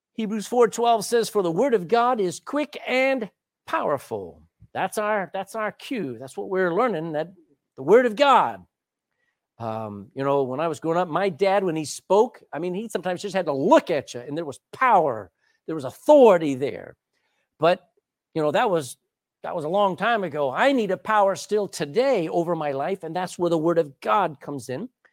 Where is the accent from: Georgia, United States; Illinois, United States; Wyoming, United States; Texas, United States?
Texas, United States; I grew up in Texas